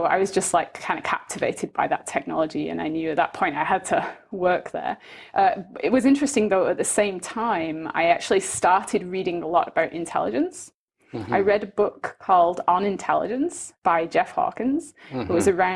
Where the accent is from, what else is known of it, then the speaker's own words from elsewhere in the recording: Manchester, North West England, United Kingdom; moved away as an adult; also born or lived in Birmingham; now in Canada; I'm originally from Manchester, and I went to school in Birmingham.